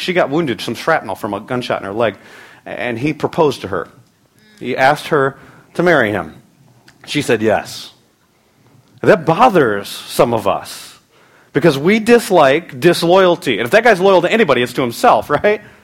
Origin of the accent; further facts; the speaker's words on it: United States; We live in a time as American Christians